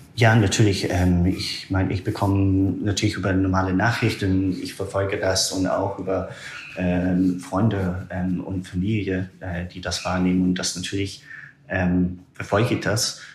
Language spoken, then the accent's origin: German; small town north of Aberdeen, northern Scotland, United Kingdom; German is a second language; moved away as an adult; also born or lived in Germany / Myanmar; ich komme ursprünglich aus Schottland. Aus Nordschottland, ah, ja. einer sehr kleinen Stadt, äh, nördlich von Aberdeen